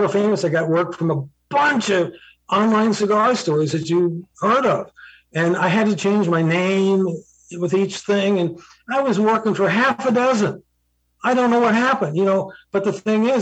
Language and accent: English; Southern California, United States; I grew up in Southern California